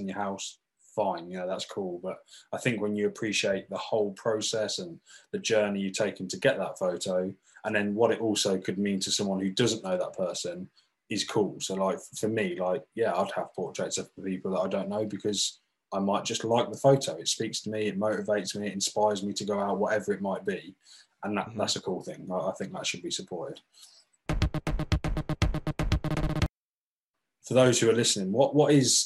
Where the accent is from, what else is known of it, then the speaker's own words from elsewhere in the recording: England, United Kingdom; I'm English